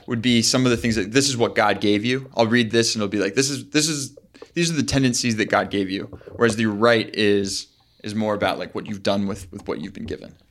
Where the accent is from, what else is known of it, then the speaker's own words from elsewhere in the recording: Arizona, United States; moved away; I grew up in Arizona